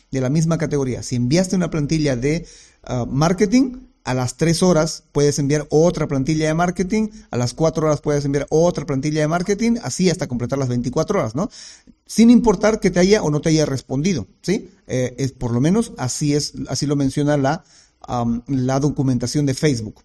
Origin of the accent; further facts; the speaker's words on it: Bolivia; en mi país, que es Bolivia